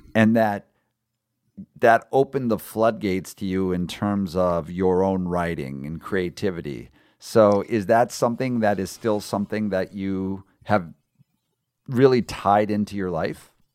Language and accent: English; San Diego, California, United States; my hometown of San Diego